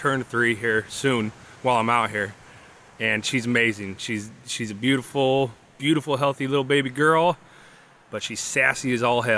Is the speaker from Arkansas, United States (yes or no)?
no; Boise, Idaho, United States; also born or lived in Alaska / North Dakota / Wyoming / Texas; I'm from Boise, Idaho